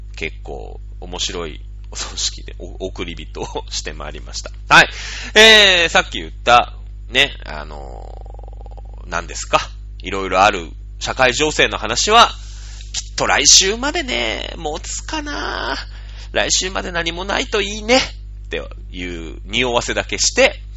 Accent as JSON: {"language": "Japanese", "region": "Shizuoka", "country": "Japan", "tie": "born or raised there", "moved": "yes", "said": "僕の実家が静岡"}